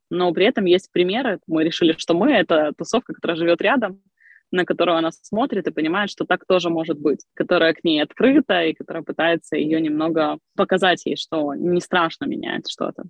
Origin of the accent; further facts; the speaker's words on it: Crimea, Ukraine; moved away as an adult; also born or lived in Kyiv, Ukraine; now in Ivano-Frankivsk, Ukraine; родилась я в Крыму, я прожила там до 18 лет, потом переехала учиться в Киев